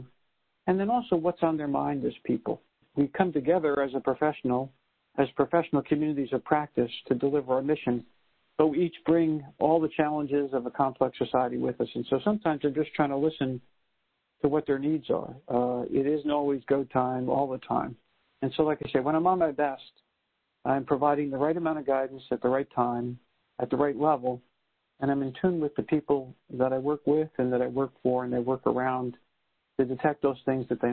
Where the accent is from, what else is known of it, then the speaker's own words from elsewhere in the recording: New York City, New York, United States; moved away; I'm a New Yorker, a first-generation American